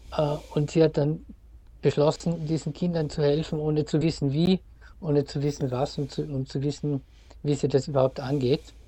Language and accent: German; Wolfsberg, Carinthia, Austria; Wolfsberg, wo ich aufgewachsen bin, in Kärnten